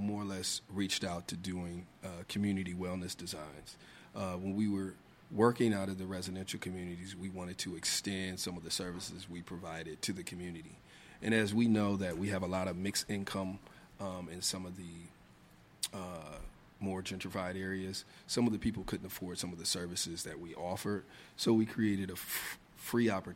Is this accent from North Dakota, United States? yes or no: no; Indiana, United States; moved away as an adult; now in Washington, D.C., United States; I'm originally from Indiana.